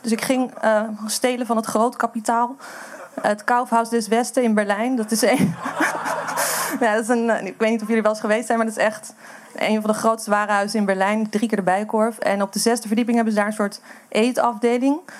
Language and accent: Dutch; Amsterdam, North Holland, Netherlands; ik kom uit Amsterdam